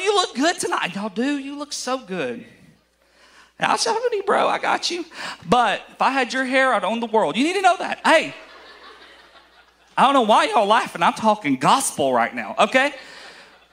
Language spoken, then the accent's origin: English; Alabama, United States; I am from Alabama